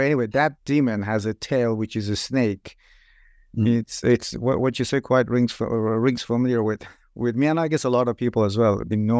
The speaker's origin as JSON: {"language": "English", "country": "Iran", "said": "I'm originally from Iran."}